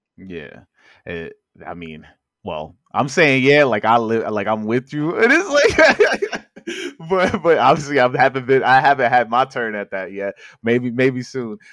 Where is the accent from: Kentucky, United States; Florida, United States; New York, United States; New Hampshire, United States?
New York, United States; New York City; also born or lived in Upper East Side, Manhattan; I grew up in Corona, Queens